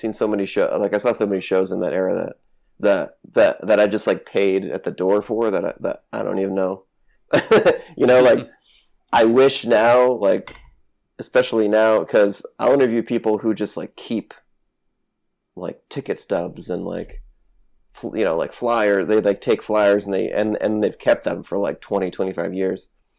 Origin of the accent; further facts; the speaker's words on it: New England, United States; So, sorry, I'm from New England, so I curse a lot.